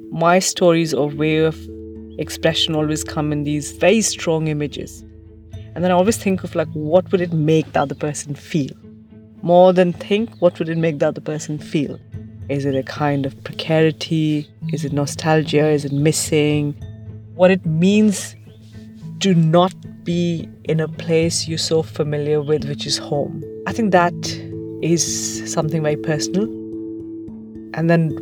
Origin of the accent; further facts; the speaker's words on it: Delhi, India; moved away as an adult; also born or lived in United Kingdom / Italy; now in Cape Town, South Africa; I grew up in and around Delhi